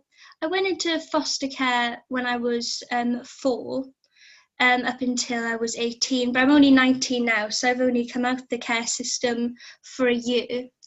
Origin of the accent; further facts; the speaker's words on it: South Wales, United Kingdom; moved away as an adult; now in Aberystwyth, United Kingdom; So I'm from South Wales, which is in the UK. I currently live in the coast of Aberystwyth because I'm at university here.